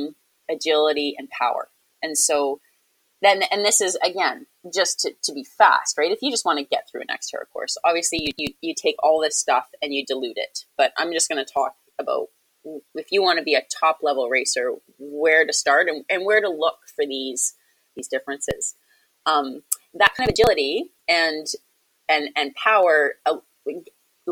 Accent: Victoria, British Columbia, Canada; It's my hometown race.

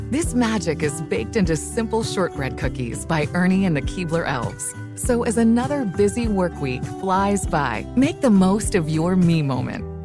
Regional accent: Kansas City, United States; moved away; also born or lived in Wisconsin; I'm really from Kansas City

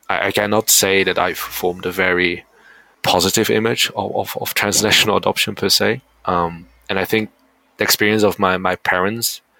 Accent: South Korea; I mean, where do you come from? I come from Korea. Oh why? Yeah, because my parents are adopted.

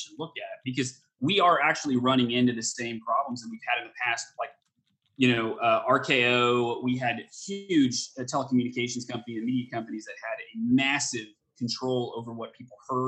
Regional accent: Texas, United States; I grew up in Texas

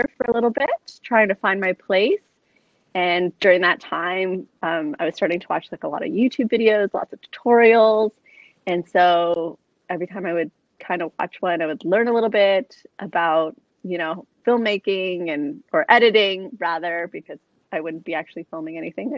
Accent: Toronto, Ontario, Canada; also born or lived in Sydney; I born and raised in Toronto

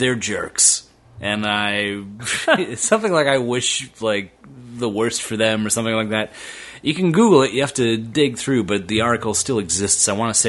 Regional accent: Milwaukee, Wisconsin, United States; born or raised there; also born or lived in Minnesota

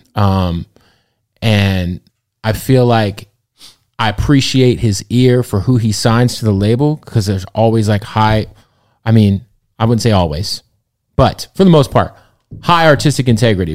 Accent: Arizona, United States; I'm from Arizona

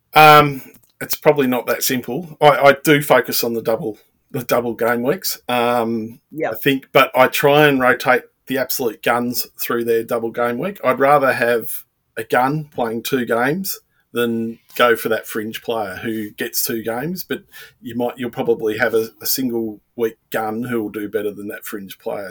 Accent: Melbourne, Victoria, Australia; I'm from Melbourne

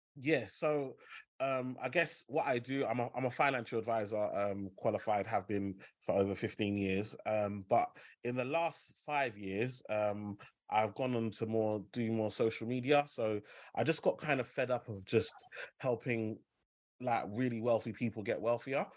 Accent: London, United Kingdom; Growing up in Limehouse, you know, you share a postcode with Canary Wharf, so E14

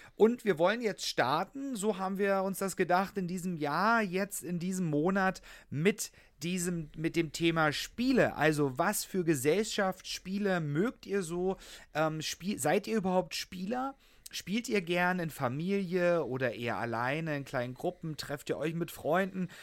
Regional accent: Saxony, Germany; now in Berlin, Germany; ich komme ja gebürtig aus Sachsen, dass wir dort in Sachsen, bei meinen Eltern

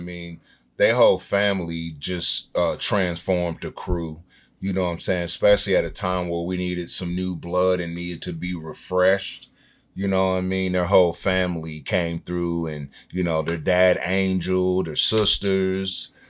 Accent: Senegal; Yeah, I'm African. I'm from Senegal.

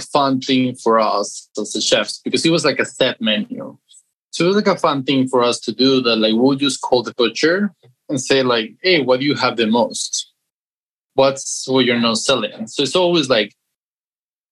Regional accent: Guadalajara, Jalisco, Mexico; moved away as an adult; also born or lived in Tulum, Mexico; I'm from Mexico. I grew up in Guadalajara, Jalisco, and I lived there until when I was 19

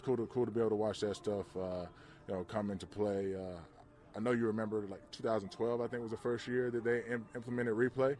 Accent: Georgia, United States; growing up in Georgia

